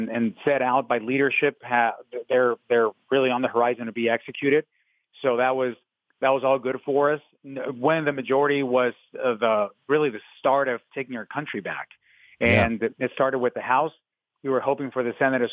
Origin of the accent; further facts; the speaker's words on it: Mexico; English is a second language; now in Arizona, United States; I was born in Mexico